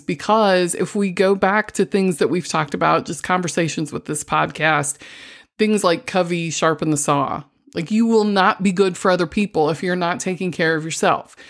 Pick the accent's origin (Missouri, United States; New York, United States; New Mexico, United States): Missouri, United States; I'm from the Show Me State